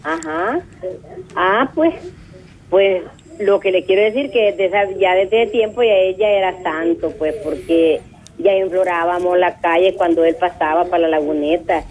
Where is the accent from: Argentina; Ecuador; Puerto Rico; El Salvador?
El Salvador; Chiltepec, La Paz; yo, soy de aquí de La Paz, aquí de Chiltepec, arriba de San Juan